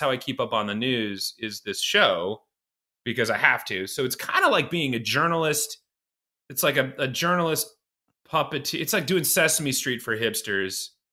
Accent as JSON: {"language": "English", "region": "Iowa", "country": "United States", "also_born_or_lived": "Boston / Los Angeles", "moved": "as an adult", "said": "I'm from Iowa originally"}